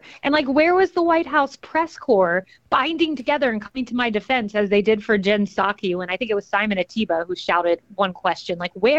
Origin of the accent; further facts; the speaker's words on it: Tampa, Florida, United States; I grew up in Tampa, Florida. Many of my friends were Latino.